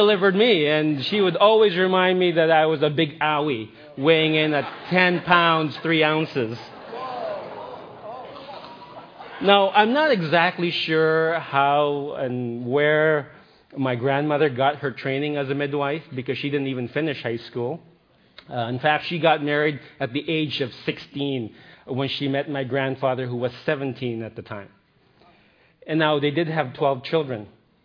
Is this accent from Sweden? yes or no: no; Philippines; moved away; I grew up in the Philippines, and I spent a lot of time with my grandmother